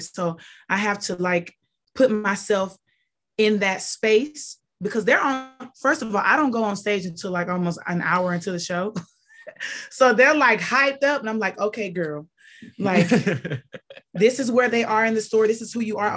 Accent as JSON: {"language": "English", "region": "Mississippi", "country": "United States", "said": "I'm from Mississippi"}